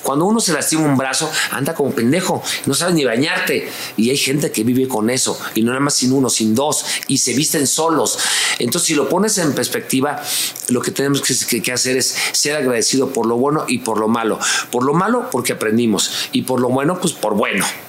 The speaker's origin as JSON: {"language": "Spanish", "area": "La Lagunilla", "region": "Mexico City", "country": "Mexico", "tie": "born or raised there", "said": "Desde mi infancia, desde vivir en la lagunilla, no tener dinero"}